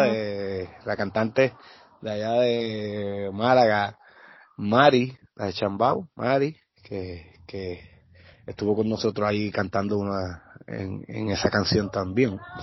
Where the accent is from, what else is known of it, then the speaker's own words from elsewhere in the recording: Naranjito, Puerto Rico; de mi pueblo naranjito